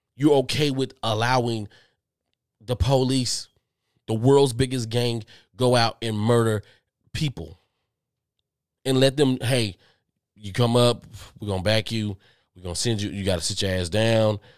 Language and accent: English; Texas, United States; I'm from Texas. I'm from Texas